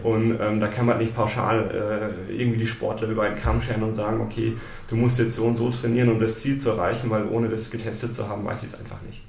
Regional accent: Munich, Bavaria, Germany; also born or lived in Wiesbaden, Hesse; Wir sind dann aber relativ früh dann schon nach Bayern gezogen, so dritte äh, Grundschulklasse und ähm, genau dann den Rest sozusagen in Bayern, München verbracht.

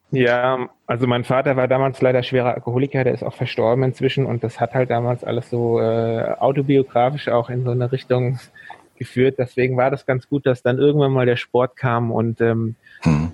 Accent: Dieburg, Hesse, Germany; ich komme hier aus dem Großraum Frankfurt und in der Nähe von Darmstadt eigentlich, in Dieburg, äh, bin ich aufgewachsen

